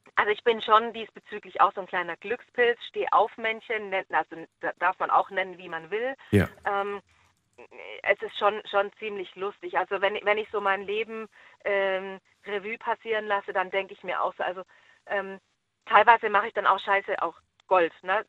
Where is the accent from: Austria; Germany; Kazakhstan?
Germany; Baden-Württemberg; now in Schleswig-Holstein, Germany; ich komme ja ursprünglich aus Baden-Württemberg